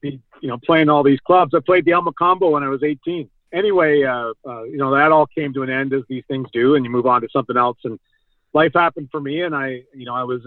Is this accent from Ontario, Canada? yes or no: yes; Toronto, Ontario, Canada; I grew up in Don Mills